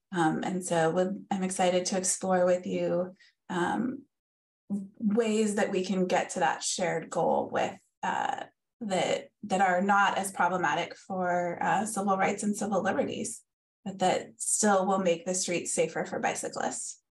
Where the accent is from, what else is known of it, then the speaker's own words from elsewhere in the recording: Davis, California, United States; growing up in Davis, which is a very bike town